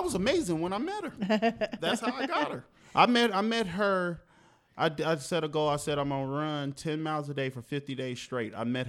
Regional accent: Oakland, California, United States; also born or lived in Del Paso Heights, Sacramento; I was raised in Oakland, but I represent Del Paso Heights. Yeah. So I'm a Northern California dude

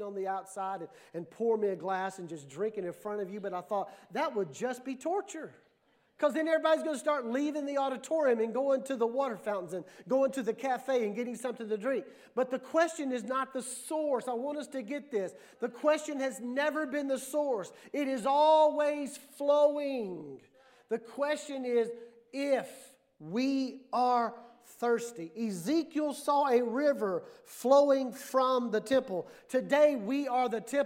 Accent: Mississippi, United States; moved away; also born or lived in New Mexico / Texas; growing up in Mississippi

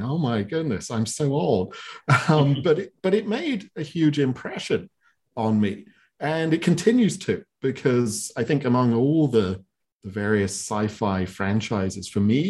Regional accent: England, United Kingdom; I grew up in England back in the dawn of time

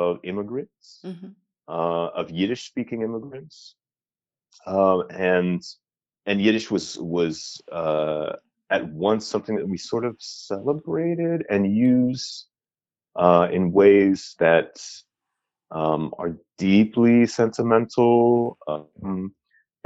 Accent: Los Angeles, California, United States; moved away as an adult; now in Oregon, United States; I grew up in Los Angeles

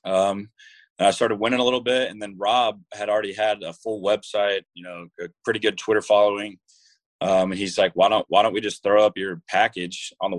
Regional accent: Jacksonville, Florida, United States; I'm from Jacksonville, Florida.

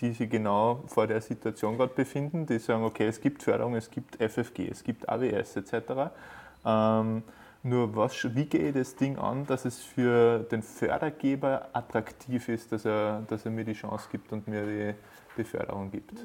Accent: Upper Austria, Austria; bei uns in Oberösterreich

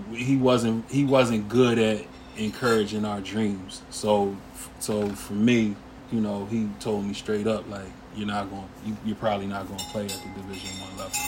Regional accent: Harrisburg, Pennsylvania, United States; also born or lived in Lancaster, Pennsylvania / Pittsburgh, Pennsylvania; I'm from Harrisburg, PA, uptown. Um, spent my early sort of formative years of childhood uptown Harrisburg

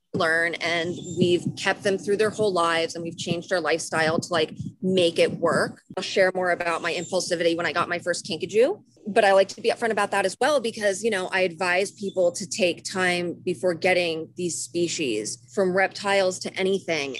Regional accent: farm country outside Harrisburg, Pennsylvania, United States; moved away; I grew up in in Pennsylvania, right, mm-hmm. which is very different for at least with my experience in like kind of farm country outside Harrisburg.

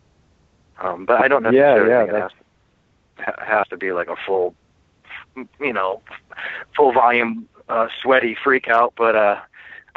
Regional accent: Midwest, United States; the type of people I grew up around in Midwest, you know, America

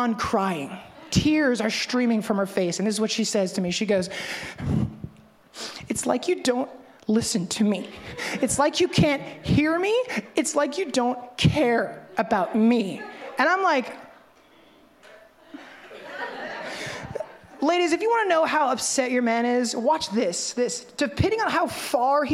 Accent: Memphis, Tennessee, United States; I'm from Memphis, but there's no turning of the cheek where I come from

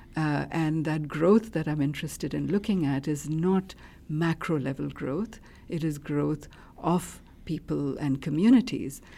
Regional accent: India; moved away; I grew up in India in a middle class household

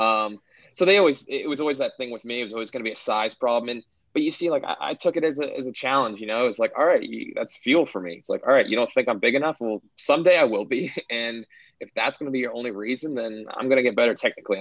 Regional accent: Aurora, Ontario, Canada; moved away as an adult; now in Nashville, United States; I've been a pretty sheltered Aurora boy my entire life, you know, playing with my hometown team, playing with the kids I grew up with.

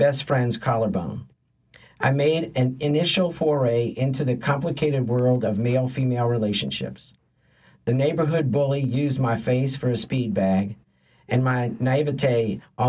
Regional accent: Metairie, Louisiana, United States; also born or lived in Lakeview, New Orleans; we moved from Lakeview to Metairie, to the house I grew up in.

